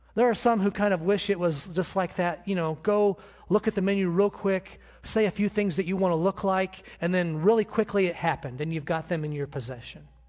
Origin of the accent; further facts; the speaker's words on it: United States; I'm an American